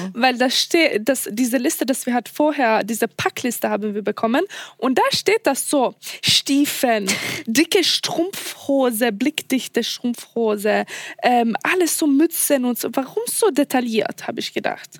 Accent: Sweden; German is a second language; Ich komme aus Schweden

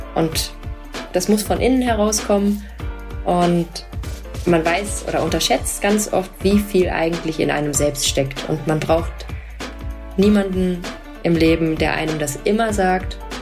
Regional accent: Cologne, North Rhine-Westphalia, Germany; ich bin ja Kölnerin.

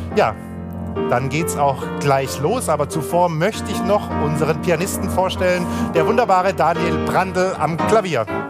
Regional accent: Cologne, North Rhine-Westphalia, Germany; aus meiner Heimatstadt Köln

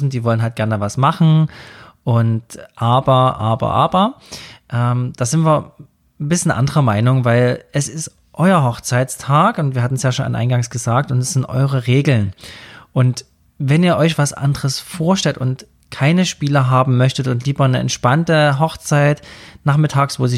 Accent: Saxony, Germany; Also gerade bei uns in Sachsen ist das mit diesem Holzsägen und Baumstammsägen so Tradition

